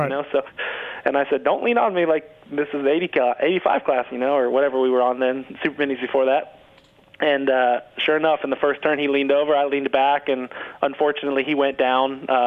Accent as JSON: {"language": "English", "region": "Florida", "country": "United States", "tie": "born or raised there", "said": "we were close friends growing up in Florida."}